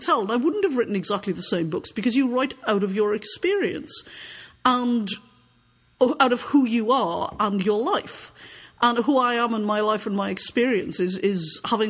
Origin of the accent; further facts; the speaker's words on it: United Kingdom; moved away as an adult; now in Canada; Now, I am from Britain, though I live in Canada. I am a Canadian now. I've lived in Canada since 2002. I emigrated personally.